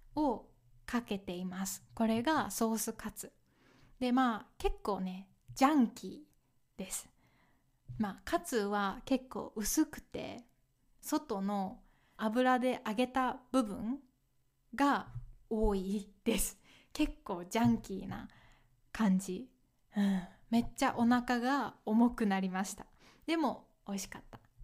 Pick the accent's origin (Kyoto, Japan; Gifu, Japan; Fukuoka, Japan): Kyoto, Japan; moved away; also born or lived in Okayama Prefecture; 私は京都出身なので